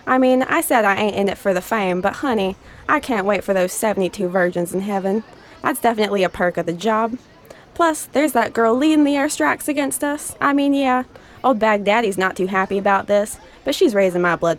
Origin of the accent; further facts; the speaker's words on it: Greenville, Alabama, United States; The job market in my hometown in Greenville, Alabama is a fucking mess.